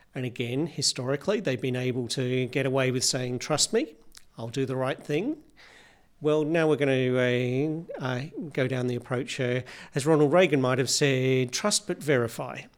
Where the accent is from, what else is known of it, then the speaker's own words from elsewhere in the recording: Victoria, Australia; in Victoria, my home state